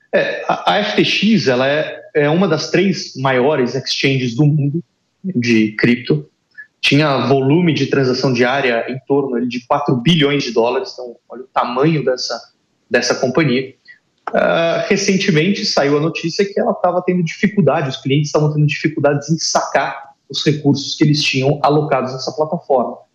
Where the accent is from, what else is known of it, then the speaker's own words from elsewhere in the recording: Brazil; a gente é Brasileira